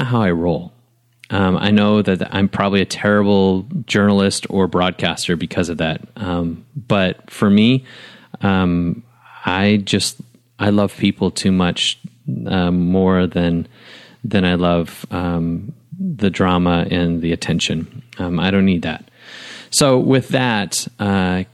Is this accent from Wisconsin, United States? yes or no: yes; Wisconsin, United States; now in Nashville, United States; I was raised in Wisconsin, an hour and a half from Lambeau Field